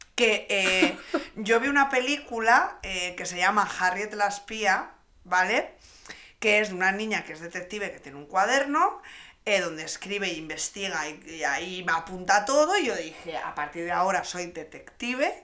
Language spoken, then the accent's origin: Spanish; Reinosa, Cantabria, Spain; en mi pueblo, encima en Reynosa